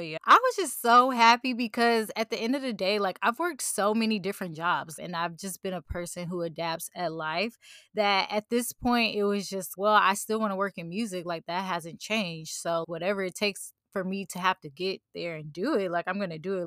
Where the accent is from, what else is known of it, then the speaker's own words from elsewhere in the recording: St. Louis, Missouri, United States; I wanna start a foundation here in Saint Louis for music programs for young women